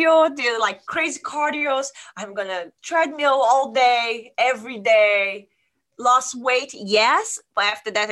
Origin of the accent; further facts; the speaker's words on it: Brazil; moved away as an adult; now in Sonoma, United States; I'm from Brazil and I came to the United States in 2009.